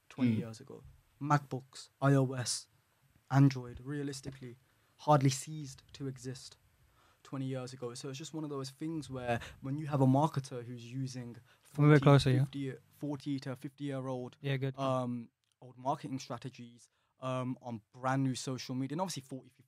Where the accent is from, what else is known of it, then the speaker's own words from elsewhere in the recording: Birmingham, West Midlands, United Kingdom; I'm from Birmingham.